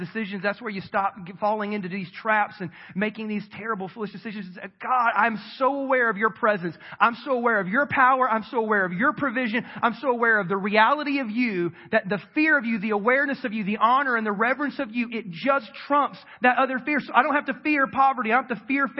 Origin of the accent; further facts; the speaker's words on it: South Carolina, United States; moved away; I grew up in South Carolina and my mom still lives in the house I was raised